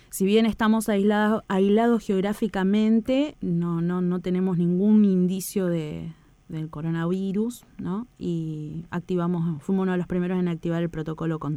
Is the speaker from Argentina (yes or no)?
yes; Argentina; la difusión de todos los hechos antárticos y la actividad antártica que se realiza eh, acá como país, como argentinos.